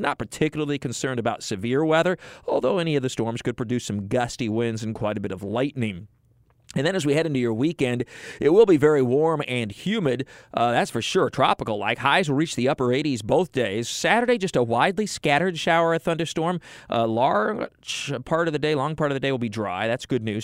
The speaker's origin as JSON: {"language": "English", "region": "Midwest", "country": "United States", "tie": "born or raised there", "moved": "yes", "said": "growing up in the Midwest."}